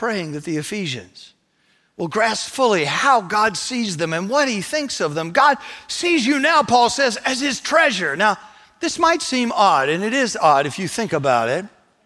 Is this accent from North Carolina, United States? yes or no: yes; North Carolina, United States; I said, North Carolina.